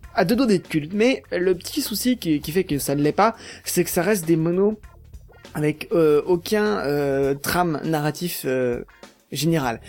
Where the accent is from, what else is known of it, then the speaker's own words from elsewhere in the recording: Paris region, Île-de-France, France; je suis de la région parisienne